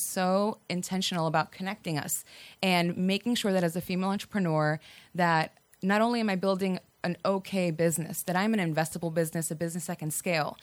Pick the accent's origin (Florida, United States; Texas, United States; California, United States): Florida, United States; Miami; moved away as an adult; also born or lived in Virginia / Washington, D.C.; now in Atlanta, United States; I am from Miami, and I'm first generation Cuban American